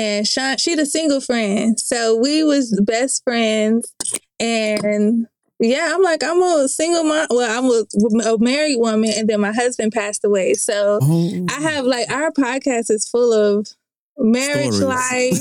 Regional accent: Fort Lauderdale, Florida, United States; accent: southern; also born or lived in Texas; now in Atlanta, United States; I'm from Fort Lauderdale.

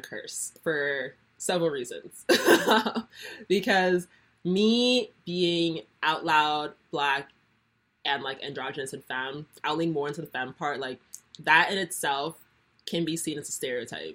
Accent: Nigeria; I'm Nigerian, and that's like very much a part of the culture

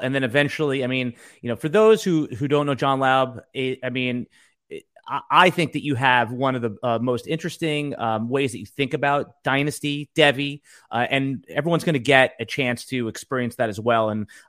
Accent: Northeast, United States; I mean, we grew up in the Northeast.

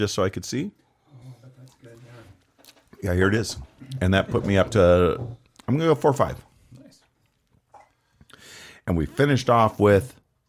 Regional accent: United States; because I'm an American.

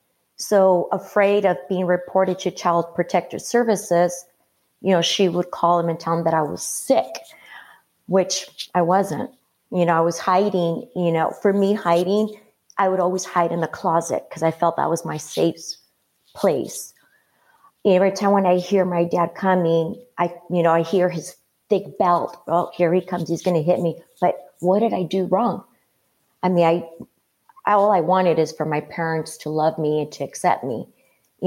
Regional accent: Guadalajara, Jalisco, Mexico; moved away; also born or lived in La Puente, Los Angeles County, California; I grew up in Mexico. I was born here, but I grew up in Mexico in a village

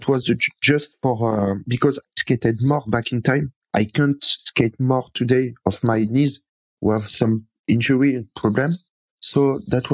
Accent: Paris, Île-de-France, France; English is a second language; moved away as an adult; now in near Bordeaux, France; I'm from France, from Paris.

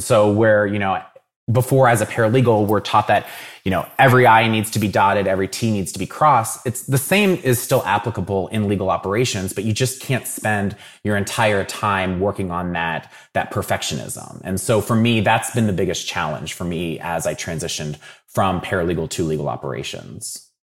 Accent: Dayton, Ohio, United States; I'm from Dayton originally. So I grew up watching, uh, the Dayton Flyers

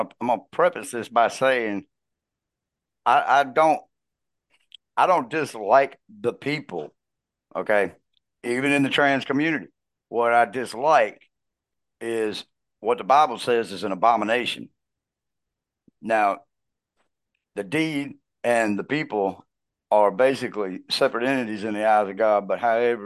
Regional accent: United States; we as American people

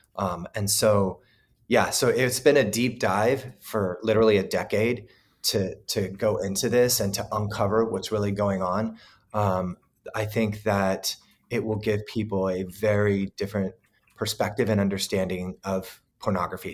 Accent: Southern California, United States; also born or lived in Kansas City, Missouri, United States / Hawaii, United States; I grew up here in Southern California, but I lived in the Midwest for sixteen years

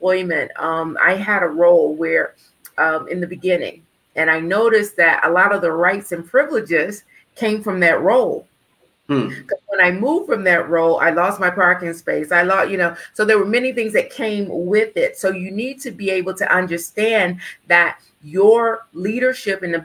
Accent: Winston-Salem, North Carolina, United States; I was born in Winston-Salem, North Carolina.

